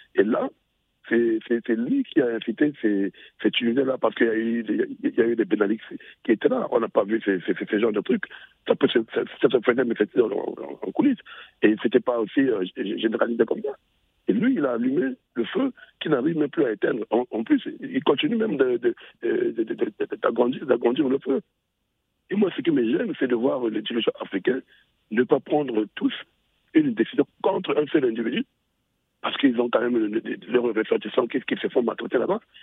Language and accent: French; Brazzaville, Republic of the Congo; chez moi au Congo, au Congo Brazzaville